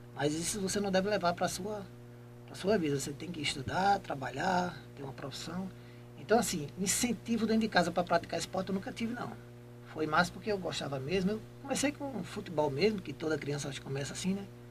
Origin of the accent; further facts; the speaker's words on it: Jaboatão dos Guararapes, Pernambuco, Brazil; moved away as an adult; now in Itambé, Brazil; eu sou de Jabotão dos Guararapes, é, depois de Recife, né? Eu nasci lá, em Jabotão dos Guararapes